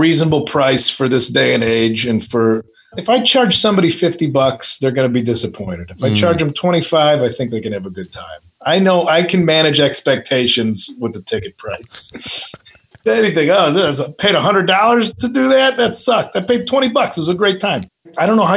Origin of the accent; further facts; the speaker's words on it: the Midwest, Illinois, United States; moved away; I'm from the Midwest.